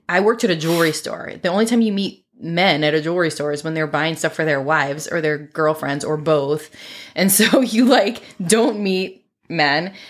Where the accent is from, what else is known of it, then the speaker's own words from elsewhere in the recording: Maryland, United States; moved away as an adult; also born or lived in Tennessee; now in Florida, United States; I consider myself a Marylander for sure, although now we've lived in Florida for almost thirteen years